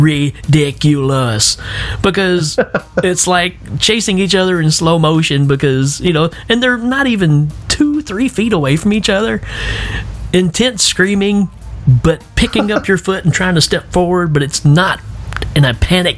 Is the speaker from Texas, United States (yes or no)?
no; Tennessee, United States; I'm from Tennessee